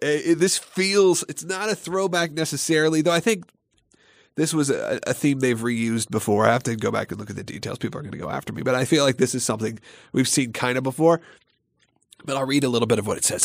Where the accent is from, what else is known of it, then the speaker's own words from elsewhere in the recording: Gwinnett County, outside Atlanta, Georgia, United States; the Gwinnett Place Mall, which was my hometown mall when I was a kid